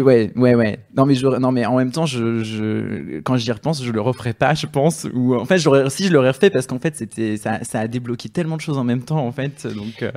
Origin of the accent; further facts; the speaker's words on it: south of France, France; je viens du sud de la France